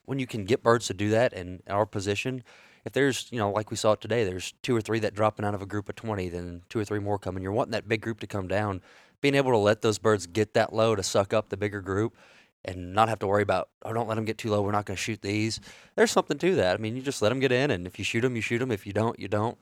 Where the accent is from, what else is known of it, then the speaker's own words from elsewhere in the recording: South Louisiana, United States; moved away; being from South Louisiana originally